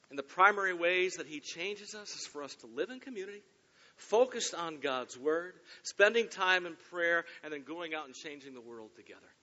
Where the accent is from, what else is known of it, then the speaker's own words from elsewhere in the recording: Michigan, United States; moved away as an adult; now in Cincinnati, United States; I'm from Michigan